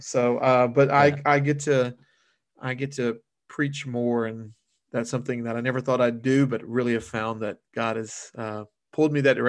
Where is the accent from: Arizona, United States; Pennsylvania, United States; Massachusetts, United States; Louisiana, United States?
Louisiana, United States; my family's from South Louisiana, and then, you know, we're from the Cajun heartland, you know, Shad, that's the way we do it.